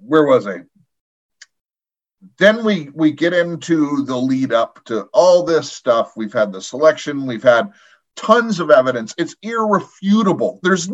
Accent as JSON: {"language": "English", "country": "United States", "moved": "yes", "lives_now": "Canada", "said": "I'm in Canada, I am an American."}